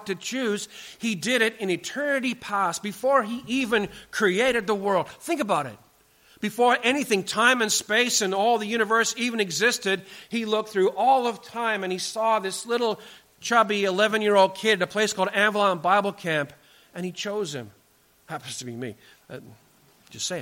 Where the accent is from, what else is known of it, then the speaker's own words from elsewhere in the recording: British Columbia, Canada; where I grew up in British Columbia